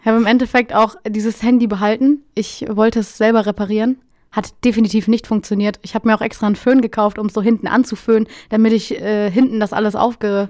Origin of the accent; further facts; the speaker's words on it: Lower Saxony, Germany; ich, bin ja auch Norddeutscher